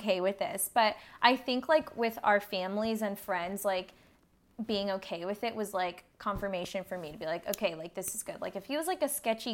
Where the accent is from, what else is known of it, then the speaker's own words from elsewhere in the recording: Victorville, California, United States; also born or lived in Orange County; we grew up in the same small town. We're both from Victorville, which is the high desert area